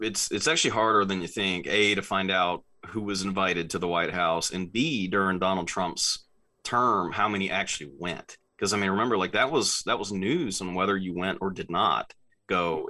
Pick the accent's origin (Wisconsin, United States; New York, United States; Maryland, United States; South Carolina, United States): South Carolina, United States; I grew up in South Carolina, loved the Braves.